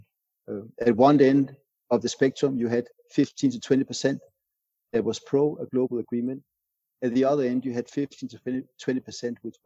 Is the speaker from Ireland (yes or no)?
no; Denmark; my home country, Denmark